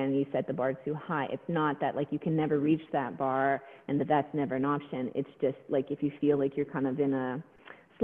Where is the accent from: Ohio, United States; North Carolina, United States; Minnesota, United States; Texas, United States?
Texas, United States; moved away; I'm from Texas originally